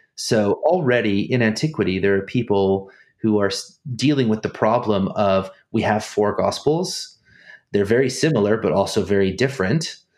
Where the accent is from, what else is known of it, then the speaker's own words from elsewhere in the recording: Snohomish, Washington, United States; moved away as an adult; also born or lived in Germany; I'm from Snohomish, Washington.